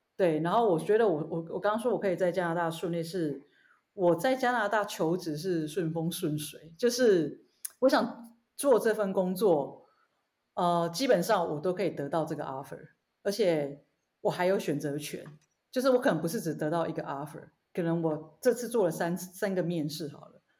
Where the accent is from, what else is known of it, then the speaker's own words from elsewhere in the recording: Taiwan; moved away as an adult; also born or lived in Australia / Canada; 因为在台湾的学校 他们，我们学的比较是佛考试的嘛